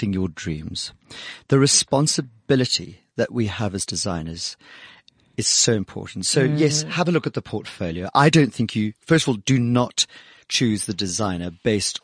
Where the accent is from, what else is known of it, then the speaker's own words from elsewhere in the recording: South Africa; our award-winning status as South African designers